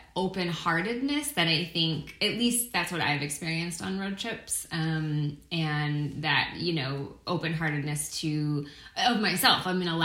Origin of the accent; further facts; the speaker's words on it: East Coast, United States; I've always lived in big cities. I'm from the East Coast originally, and I've always grown up in a city.